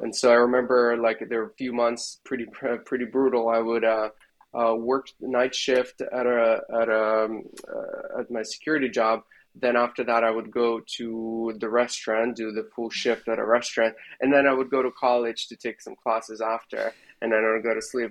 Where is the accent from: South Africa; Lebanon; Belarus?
Belarus; moved away as an adult; now in San Francisco Bay Area, United States; at the university in belarus where i left my hometown and uh, went to study at the university there